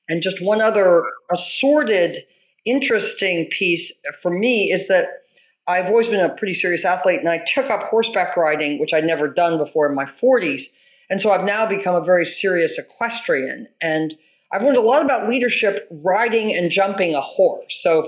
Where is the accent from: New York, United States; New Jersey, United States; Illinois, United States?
Illinois, United States; Champaign; also born or lived in Chicago / Orono, Maine; I was born in Chicago. I spent my early childhood in Champaign-Urbana in central Illinois. My parents then moved our family to Orono, Maine